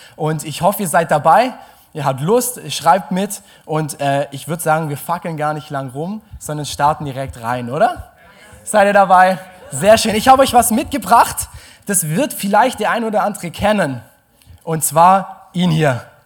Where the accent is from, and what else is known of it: Germany